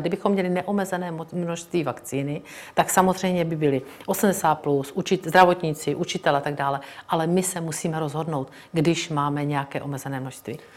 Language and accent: Czech; Brno, South Moravian Region, Czechia; Já jsem z Brna, narodila jsem se tam, strávila jsem tam celý život